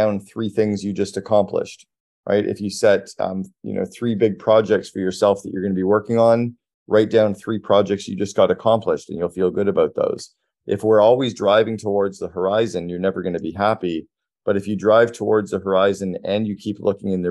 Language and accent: English; Sudbury, Ontario, Canada; moved away; also born or lived in Toronto; I grew up in Sudbury, so I know the market really well